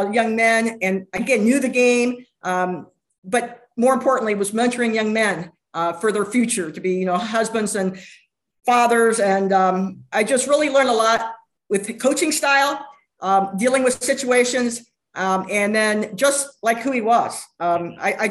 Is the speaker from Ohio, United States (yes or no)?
yes; Dayton, Ohio, United States; moved away; Dayton, Ohio.